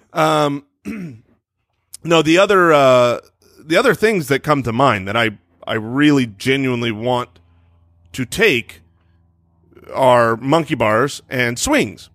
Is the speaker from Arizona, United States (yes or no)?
yes; Arizona, United States; we were in Arizona